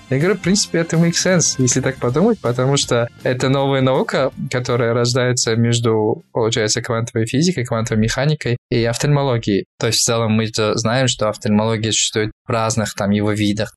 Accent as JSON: {"language": "Russian", "region": "Kyzylorda Region", "country": "Kazakhstan", "tie": "born or raised there", "also_born_or_lived": "Karaganda, Kazakhstan / Almaty, Kazakhstan", "moved": "as an adult", "lives_now": "Canada", "said": "я родился в городе где? Караганде. Вырос я уже на юге, Казладинская область."}